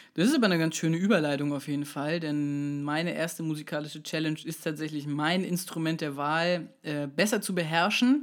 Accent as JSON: {"language": "German", "town": "Kaltenkirchen", "region": "Schleswig-Holstein", "country": "Germany", "said": "bei uns in Kaltenkirchen"}